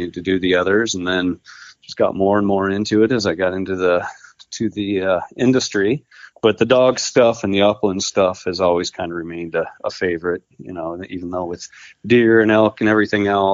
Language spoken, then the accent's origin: English; Ephrata, Washington, United States; moved away as an adult; also born or lived in Texas / Oklahoma / New Jersey; I grew up in Ephrata, you know, Moses Lake area, the Columbia Basin